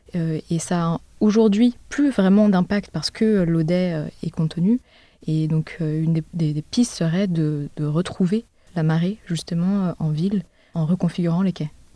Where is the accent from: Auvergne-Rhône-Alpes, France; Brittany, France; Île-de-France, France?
Île-de-France, France; Paris; also born or lived in Berlin; j'ai grandi à Paris